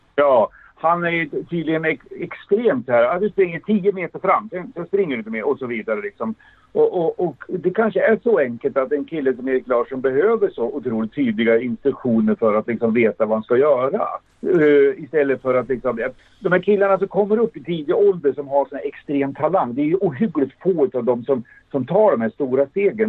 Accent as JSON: {"language": "Swedish", "country": "Sweden", "said": "som vi svenskar brukar säga"}